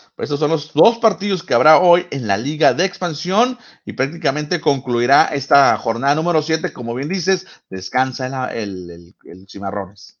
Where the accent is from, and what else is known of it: Mexico